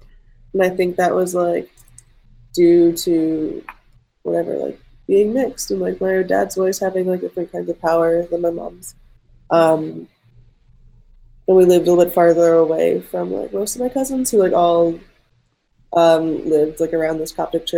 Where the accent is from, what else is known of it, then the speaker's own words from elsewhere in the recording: New Jersey, United States; now in Los Angeles, United States; being like Middle Eastern, I think that like, I grew up in Jersey, like post 9/11.